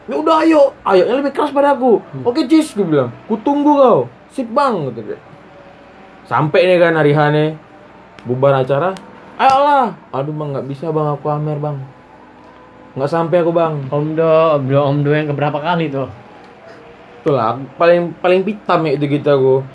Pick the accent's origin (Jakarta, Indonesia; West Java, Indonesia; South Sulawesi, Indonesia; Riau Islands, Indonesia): Riau Islands, Indonesia; Batam; aku kan dari Batam nih ya